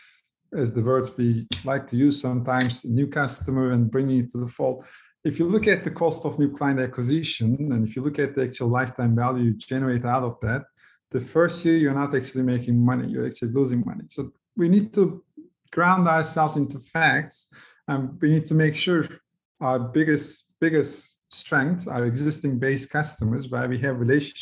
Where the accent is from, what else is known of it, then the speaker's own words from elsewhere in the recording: Turkey; I grew up in Turkey in a humble family, two sisters